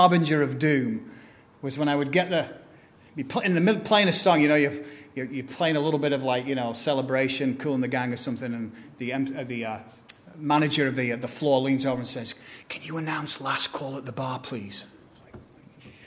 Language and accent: English; England, United Kingdom; accent: British; now in United States; back in England, my accent isn't considered posh.